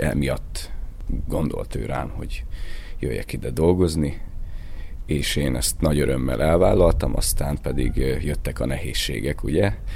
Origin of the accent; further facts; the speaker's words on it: Debrecen, Hajdú-Bihar, Hungary; moved away; also born or lived in Budapest; Debreceni születésű vagyok